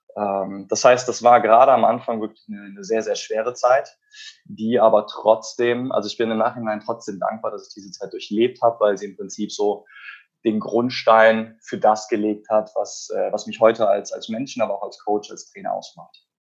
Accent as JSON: {"language": "German", "town": "Cologne", "region": "North Rhine-Westphalia", "country": "Germany", "said": "Ich komme aus Köln"}